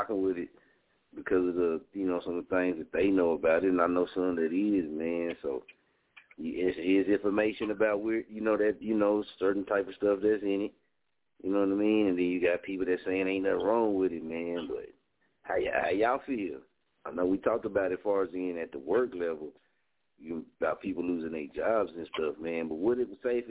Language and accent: English; Oklahoma, United States; I'm from Oklahoma